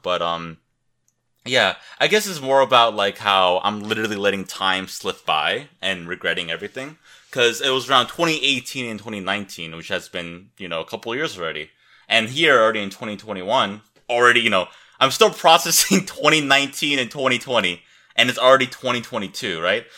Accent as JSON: {"language": "English", "town": "Seattle", "region": "Washington", "country": "United States", "tie": "born or raised there", "said": "I grew up in Seattle, Washington"}